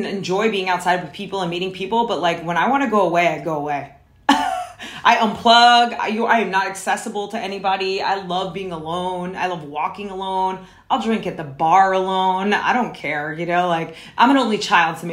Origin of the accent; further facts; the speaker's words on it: New Jersey, United States; moved away as an adult; also born or lived in New York / Brooklyn, New York; now in Los Angeles, United States; I'm an East Coaster. I'm from New York and New Jersey, if you can't tell by my voice